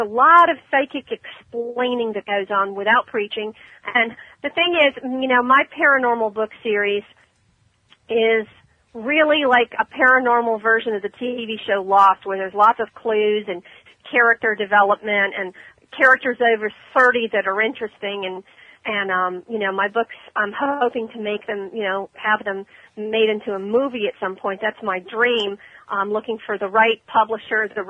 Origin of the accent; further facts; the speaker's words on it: Ormond Beach, Florida, United States; That's my hometown, Ormond.